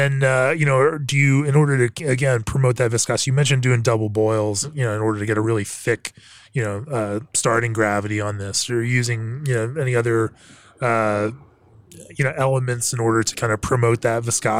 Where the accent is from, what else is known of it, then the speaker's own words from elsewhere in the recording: Winter Park, Florida, United States; You know what? I grew up in Winter Park, Orlando, Florida, and we had a Barney's coffee and tea.